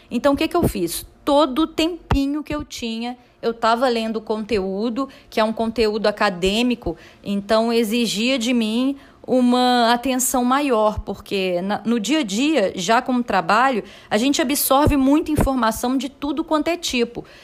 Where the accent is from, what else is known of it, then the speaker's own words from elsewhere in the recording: Minas Gerais, Brazil; now in João Pessoa, Brazil; eu sou de Minas e moro aqui em João Pessoa há cerca de cinco anos.